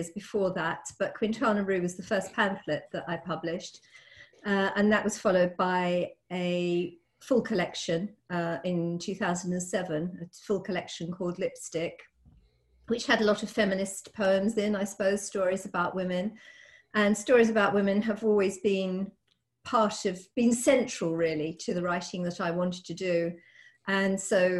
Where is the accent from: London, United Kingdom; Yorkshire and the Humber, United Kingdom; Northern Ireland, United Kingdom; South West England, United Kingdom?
London, United Kingdom; Southgate; also born or lived in Cardiff; I grew up in Southgate, where I still live